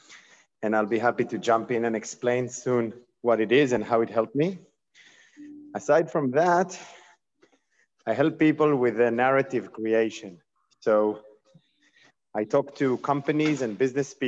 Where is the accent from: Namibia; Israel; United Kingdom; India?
Israel; I'm from Israel.